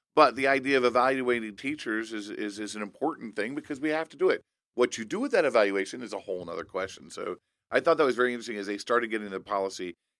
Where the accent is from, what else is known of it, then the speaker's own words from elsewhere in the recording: Indiana, United States; my home state of Indiana